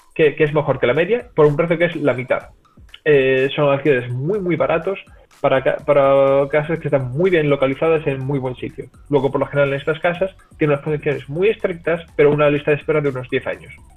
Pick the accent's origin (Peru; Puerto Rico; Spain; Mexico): Spain; Cádiz, Andalusia; moved away as an adult; also born or lived in Seville; now in Netherlands; yo soy de Cádiz originalmente, pero he pasado, he estado viendo muchos años en Sevilla